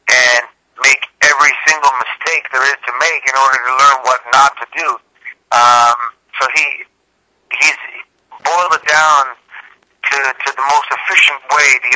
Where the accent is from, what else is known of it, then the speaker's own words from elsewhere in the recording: Toronto, Ontario, Canada; moved away as an adult; I grew up in Toronto